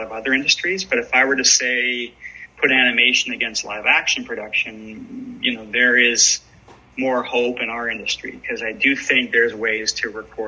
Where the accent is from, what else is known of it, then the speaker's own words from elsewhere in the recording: London, Ontario, Canada; my hometown of London, Ontario